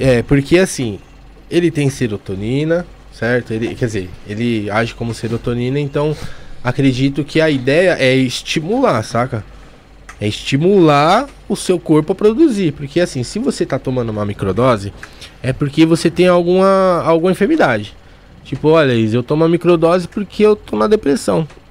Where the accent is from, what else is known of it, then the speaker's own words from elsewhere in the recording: São Paulo, Brazil; moved away; Eu venho de Bopiranga. Um dos lugares mais perigosos de São Paulo.